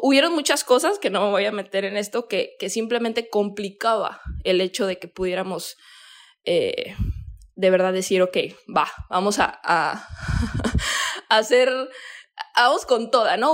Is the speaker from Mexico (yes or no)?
yes; Mexico; yo soy de México